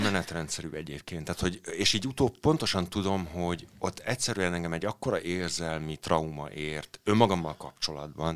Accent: Bonyhád, Tolna, Hungary; also born or lived in Kaposvár area; now in Budapest, Hungary; én egyébként egy panelgyerek vagyok, Bonyhádon születtem egy kisvárosban

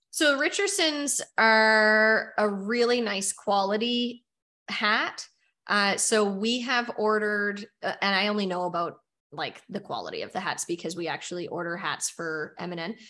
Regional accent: Nova Scotia, Canada; we're from Nova Scotia

